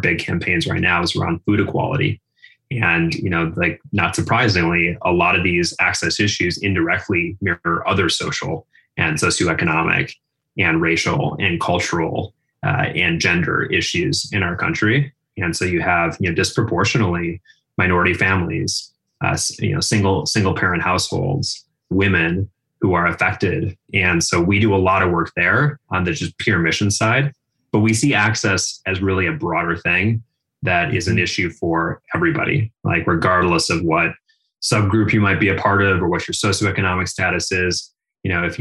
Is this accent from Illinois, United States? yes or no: no; outside of Minneapolis, Minnesota, United States; So I grew up in the Midwest, outside of Minneapolis, Minnesota, middle class, middle America